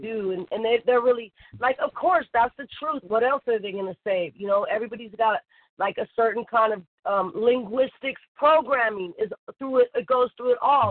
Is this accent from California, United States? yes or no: yes; Bay Area, California, United States; moved away as an adult; I grew up in the Bay Area